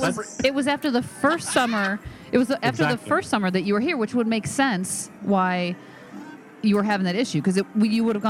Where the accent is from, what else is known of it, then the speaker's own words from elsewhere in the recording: Toledo, Ohio, United States; moved away; where I grew up outside of Toledo